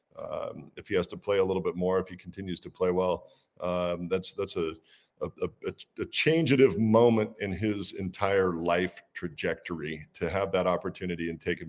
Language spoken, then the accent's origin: English; Walla Walla, Washington, United States; we're out in my hometown. The name Doubleback comes from the fact that I grew up in Walla Walla, went off and played ball, double back, and came back home.